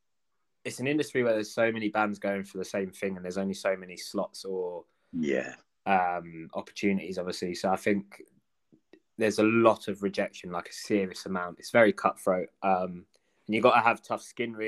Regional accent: Cambridge, East of England, United Kingdom; we're from Cambridge, so in Cambridge we've got the Junction

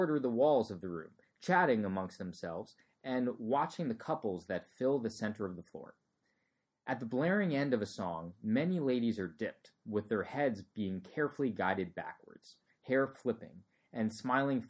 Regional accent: New Jersey, United States; moved away as an adult; also born or lived in Florida; I came from New Jersey, suburban, you know, I think 95% of my high school class was white Caucasian

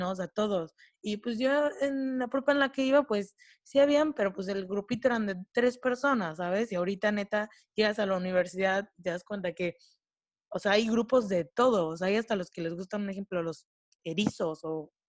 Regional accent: Córdoba, Veracruz, Mexico; moved away as an adult; also born or lived in Puebla; tanto Clau como Camino, que vienen de Cancún, y yo vengo de Córdoba, que venimos de ciudades que son más pequeñas que Puebla

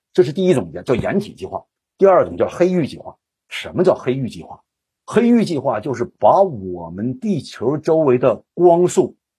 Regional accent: China; 我们中国人

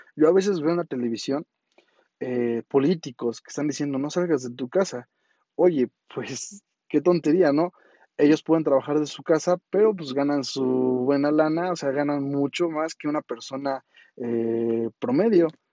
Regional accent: Mexico; como mexicanos

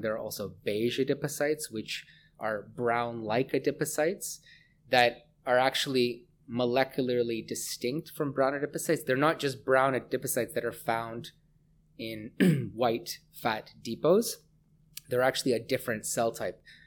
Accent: Hamilton, Ontario, Canada; moved away as an adult; also born or lived in Vancouver; I grew up in Hamilton, Ontario

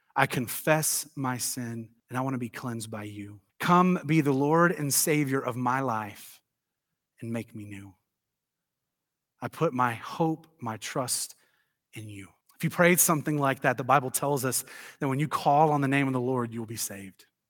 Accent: Tennessee, United States; I grew up in the South. You guys know that. I'm from Tennessee

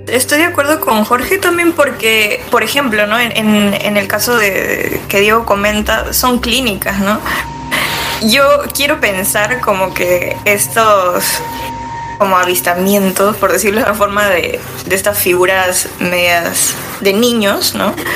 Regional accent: Lima, Peru; yo soy de Lima, del lado sur del distrito de Chorrillos

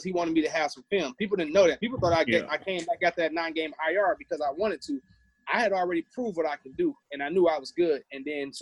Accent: Detroit, Michigan, United States; I'm from Detroit

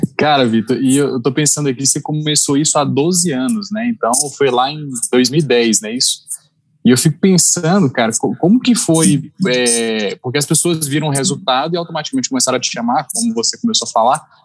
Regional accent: Petrolina, Pernambuco, Brazil; moved away; also born or lived in Belo Horizonte; estou de, de volta para minha terra depois de 12 anos

